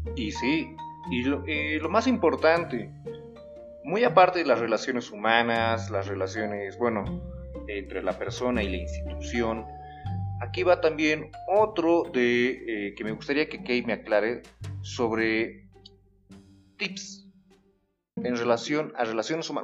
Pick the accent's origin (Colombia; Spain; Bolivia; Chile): Bolivia; como boliviano, se te adapta a algún tipo de, podríamos decir, de mal hablado